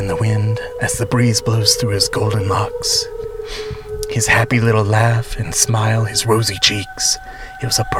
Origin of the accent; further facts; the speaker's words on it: Tennessee, United States; I grew up in Tennessee